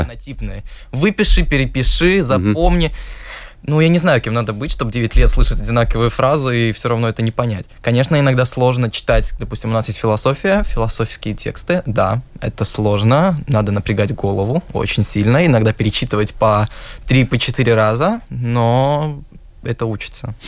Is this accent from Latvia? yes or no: yes; Riga, Latvia; first language Russian; я рижанин